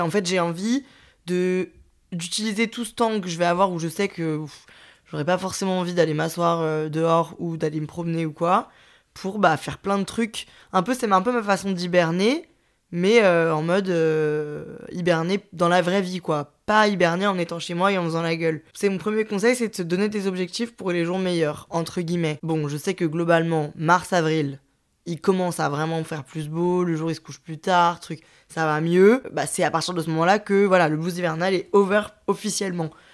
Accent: Lyon, Auvergne-Rhône-Alpes, France; en tant que lyonnaise, je suis très très proche de des stations de ski

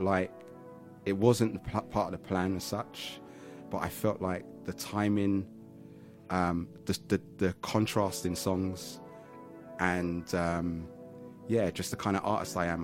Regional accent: London, United Kingdom; I'm from Southeast London. I want them to know I'm from Catford

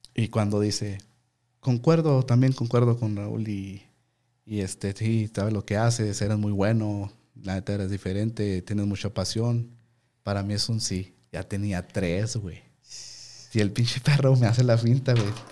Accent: Ciudad Juárez, Chihuahua, Mexico; vengo de Juárez. Y porque yo era el único, güey, de Chihuahua

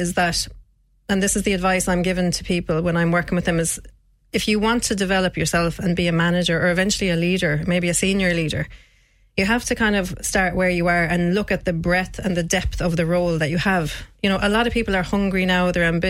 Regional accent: Shannon, County Clare, Ireland; So I'm from Shannon originally.

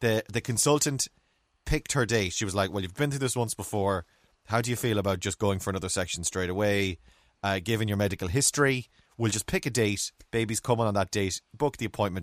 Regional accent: Ireland; Me being typically Irish

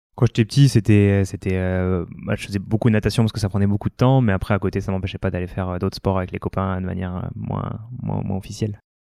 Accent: New Caledonia; moved away as an adult; also born or lived in near Lyon, France / Réunion; now in France; je suis né à côté de Lyon. J'ai grandi après en Outre-mer, d'abord à La Réunion et puis surtout en, Nouvelle-Calédonie derrière.

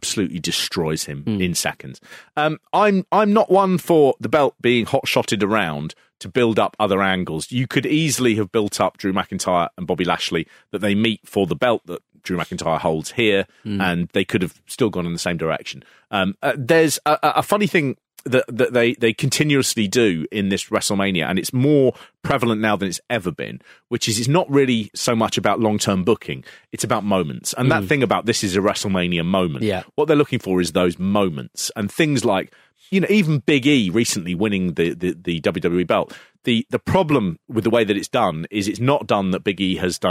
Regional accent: Hatch End, London, United Kingdom; when I was growing up in Hatch End

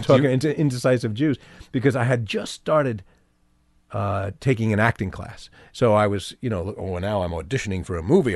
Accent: New York City, New York, United States; also born or lived in New Jersey; I grew up in Manhattan, in New York.

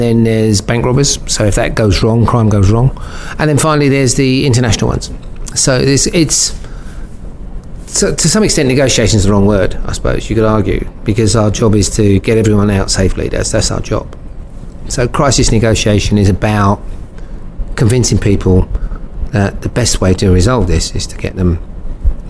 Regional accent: London, United Kingdom; born and bred in Brixton

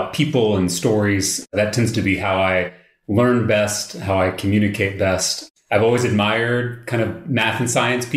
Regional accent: Austin, Texas, United States; also born or lived in Round Rock, Texas; I grew up here in Central Texas. So I was born in Round Rock and grew up in the Wells Branch neighborhood, just over the county

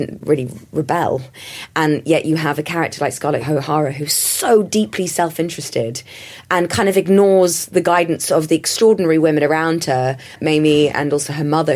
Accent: London, United Kingdom; me growing up in London in the 80s

